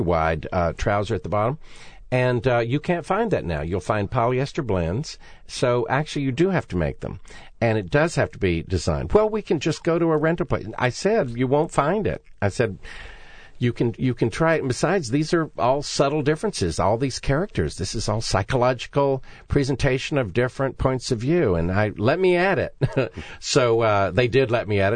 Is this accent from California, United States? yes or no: no; Raleigh, North Carolina, United States; we're both North Carolina kids